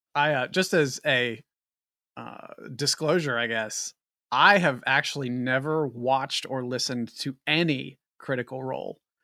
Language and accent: English; West Virginia, United States; I'm also from West Virginia